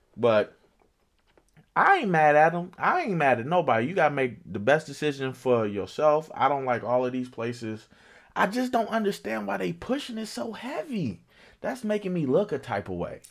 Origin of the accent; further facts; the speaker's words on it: Chicago, Illinois, United States; I'm from Chicago